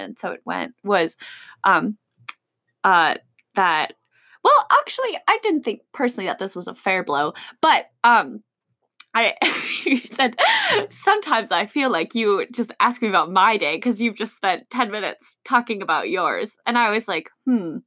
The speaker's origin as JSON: {"language": "English", "town": "Chicago", "region": "Illinois", "country": "United States", "said": "I'm from Chicago"}